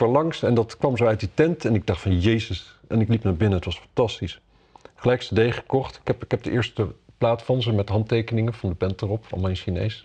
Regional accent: Wapserveen, Drenthe, Netherlands; ik kom uit Wapserveen natuurlijk

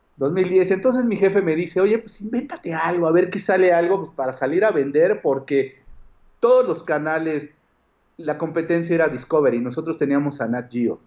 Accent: Mexico; yo era como del mexicano que vivía en México y tenía como esta idiosincrasia

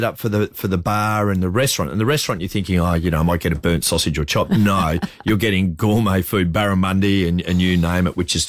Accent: Broken Hill, New South Wales, Australia; coming from the country, I was born in Broken Hill

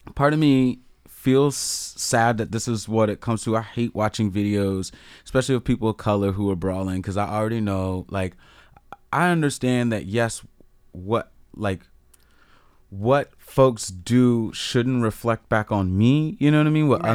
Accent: Annapolis, Maryland, United States; moved away; I grew up around the Annapolis area

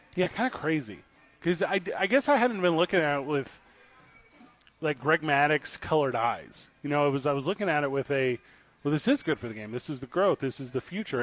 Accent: Midwest, United States; moved away; I grew up like in the Midwest

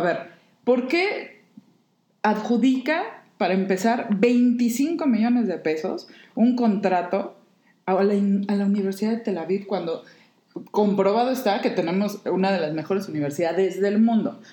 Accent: Mexico; nuestro México

